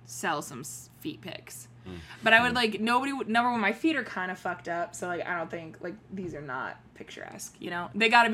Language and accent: English; Richmond, California, United States; the local Mexican food restaurant in my hometown, which was a Chevy's